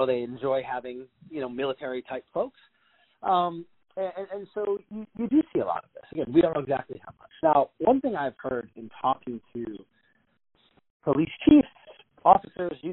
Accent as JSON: {"language": "English", "town": "Cleveland", "region": "Ohio", "country": "United States", "tie": "born or raised there", "said": "Cleveland's a good example, it's my hometown"}